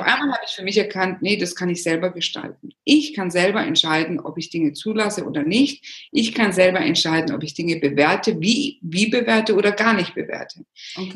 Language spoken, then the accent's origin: German; Germany; moved away as an adult; also born or lived in Rome, Italy; ich bin natürlich Italienerin, in Deutschland geboren, aufgewachsen